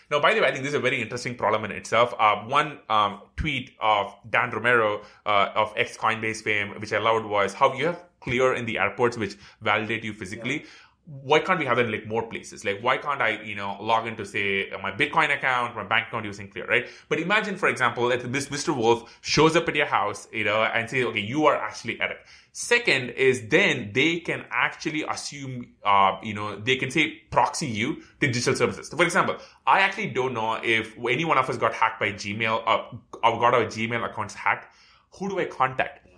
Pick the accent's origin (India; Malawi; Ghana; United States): India; moved away; when I grew up in India